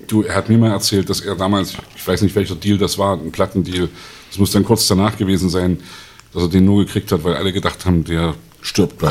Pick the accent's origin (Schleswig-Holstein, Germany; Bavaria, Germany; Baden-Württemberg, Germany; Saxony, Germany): Saxony, Germany; Leipzig; in meiner Kindheit im Thomaner Chor